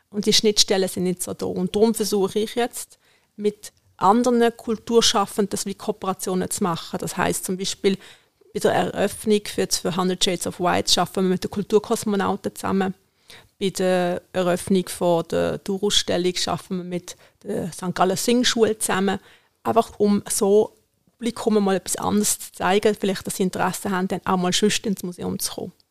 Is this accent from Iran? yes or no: yes; Iran; German is a second language; Im Iran, wo ich herkomme, haben wir nie ein Messer am Tisch.